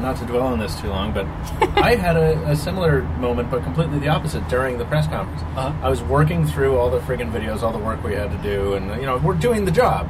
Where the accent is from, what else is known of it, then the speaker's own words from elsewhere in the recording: Long Island, New York, United States; now in Boston, United States; I'm from Long Island.